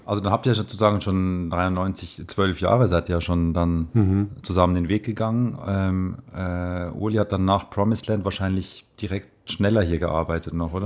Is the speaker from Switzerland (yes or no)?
yes; Switzerland